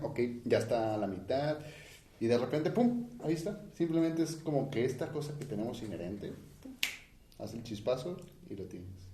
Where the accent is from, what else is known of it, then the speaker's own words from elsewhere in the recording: Mexico; nosotros como mexicanos